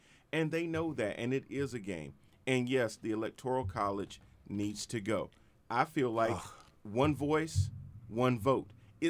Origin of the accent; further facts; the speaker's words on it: Charlotte, North Carolina, United States; I'm from North Carolina. I'm from Charlotte